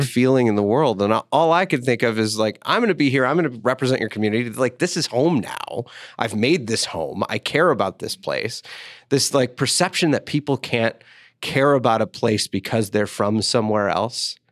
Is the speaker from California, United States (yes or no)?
no; Detroit, Michigan, United States; also born or lived in central Illinois; now in Denver, United States; I grew up in Detroit, so I, I grew up a Lions fan